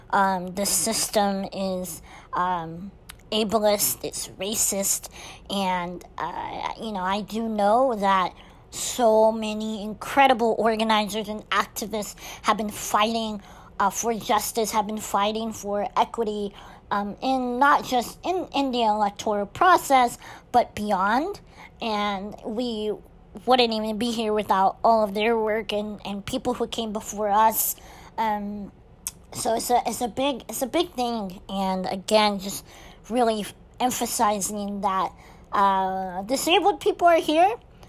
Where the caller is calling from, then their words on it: Azle, Texas, United States; I'm recording from Azle, Texas, which is by Fort Worth.